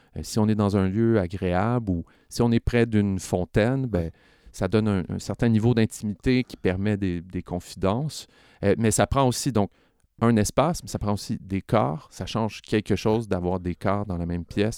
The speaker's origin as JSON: {"language": "French", "town": "Laval", "region": "Quebec", "country": "Canada", "tie": "born or raised there", "said": "j'ai grandi à Laval"}